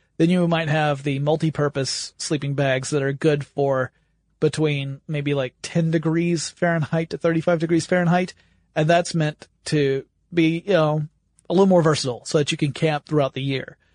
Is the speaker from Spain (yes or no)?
no; the South, United States; I grew up in the South